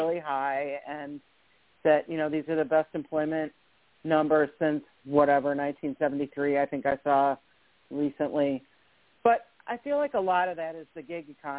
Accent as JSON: {"language": "English", "region": "Michigan", "country": "United States", "tie": "born or raised there", "said": "I grew up in Michigan"}